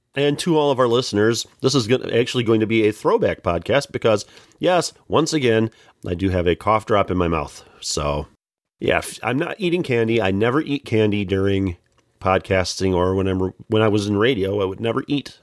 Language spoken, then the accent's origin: English; Joliet, Illinois, United States; also born or lived in Plainfield, Illinois / Morris, Illinois; I was born in Joliet